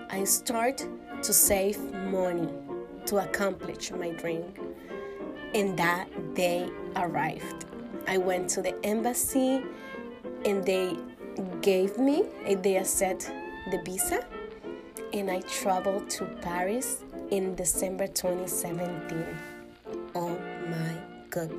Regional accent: Dominican Republic; English is a second language; moved away; But I was born in Dominican Republic, which is a Caribbean country

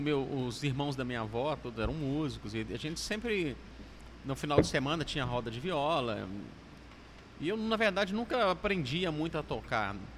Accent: Minas Gerais, Brazil; moved away as an adult; now in Fortaleza, Brazil; Como bom mineiro

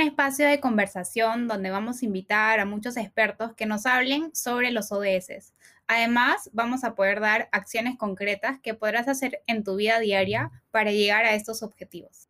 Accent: Peru; Somos dos peruanas

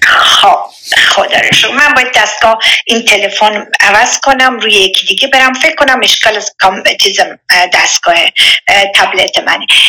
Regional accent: Iran; now in Switzerland; با جمعیت سی و خورده میلیونی از ایران اومدم بیرون

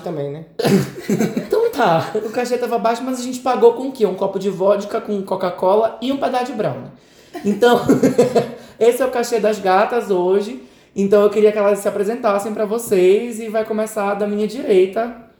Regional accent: Brazil; now in United States; Nós somos brasileiros

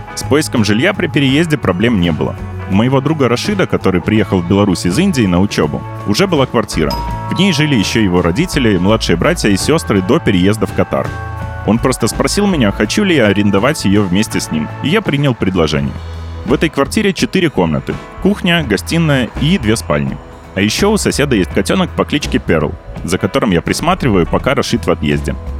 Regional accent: United States; moved away as an adult; now in Minsk, Belarus; я американец

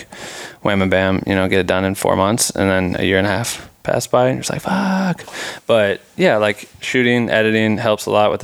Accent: Iowa, United States; I'm from Iowa

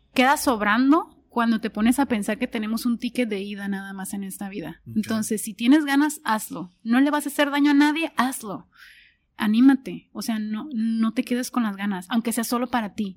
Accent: Tijuana, Baja California, Mexico; yo soy orgullosamente tijuanense

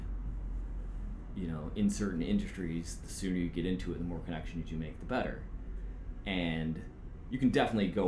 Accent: Lansing, Michigan, United States; I was born in Lansing, Michigan, which is the capital

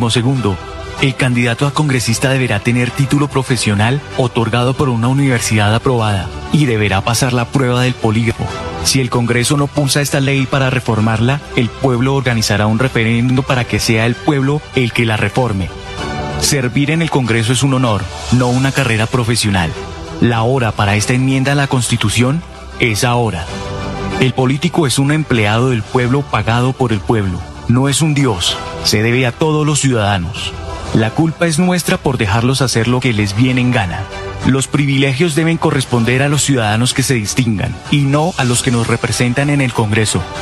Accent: Colombia; tenemos que unirnos porque todos somos colombianos.

